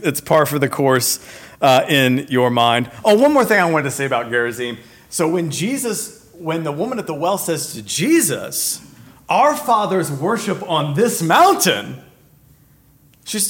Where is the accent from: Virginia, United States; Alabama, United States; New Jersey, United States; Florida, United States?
Virginia, United States; I grew up in Virginia, so there wasn't much of a desert